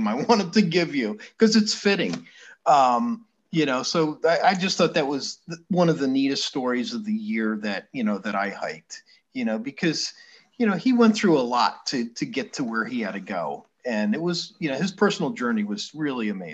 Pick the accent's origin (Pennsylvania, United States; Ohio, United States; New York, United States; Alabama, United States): New York, United States; Shokan; now in Florida, United States; When I lived in upstate New York, I was from the Catskills. And, you know, I had a friend I would call, our hometown was Shokan.